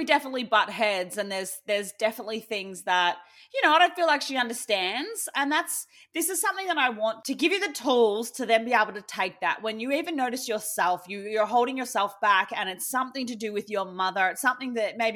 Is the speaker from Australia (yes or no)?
yes; Australia; me being an Aussie